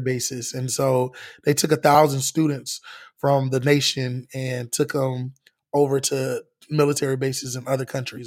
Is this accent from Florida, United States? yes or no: yes; Orlando, Florida, United States; growing up in the inner city, living in a bubble, like, I'm from Orlando